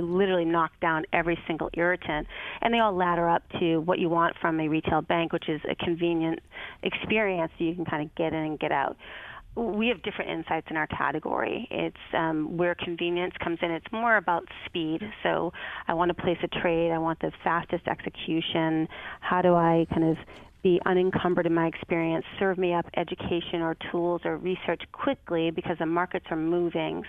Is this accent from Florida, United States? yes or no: no; Boston, Massachusetts, United States; moved away as an adult; also born or lived in Chicago / Detroit; my hometown of Boston